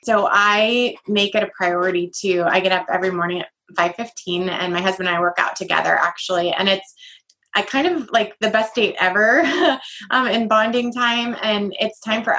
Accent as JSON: {"language": "English", "country": "Ireland", "said": "a necklace that said faith in the first written language in Ireland, because I'm Irish."}